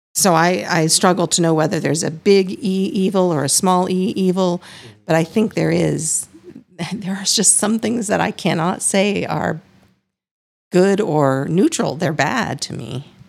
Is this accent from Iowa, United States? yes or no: yes; Iowa, United States; I am also from the Midwest and grew up a severely strict fundamentalist